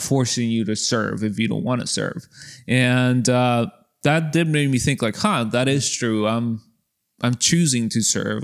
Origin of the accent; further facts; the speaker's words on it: Mexico; we're from Mexico